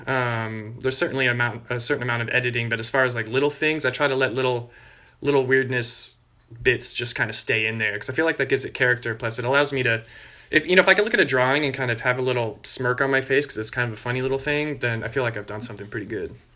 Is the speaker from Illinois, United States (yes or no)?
no; Bay Area, California, United States; also born or lived in Australia; I grew up in the Bay Area in California